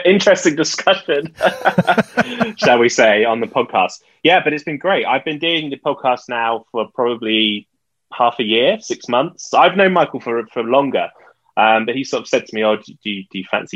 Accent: United Kingdom; I'm British

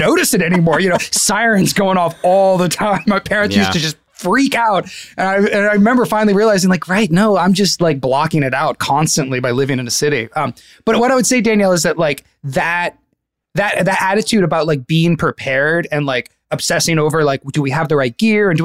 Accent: Northern California, United States; now in Los Angeles, United States; I'm from Northern California

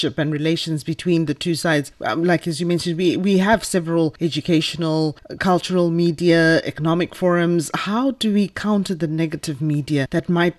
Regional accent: Zimbabwe; I'm from Zimbabwe.

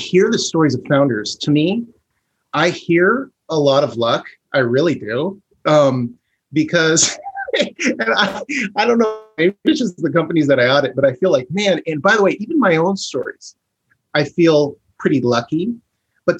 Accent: Bend, Oregon, United States; I grew up in Bend.

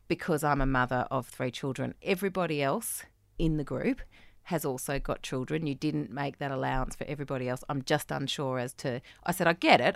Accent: Australia; moved away; I felt as an Australian

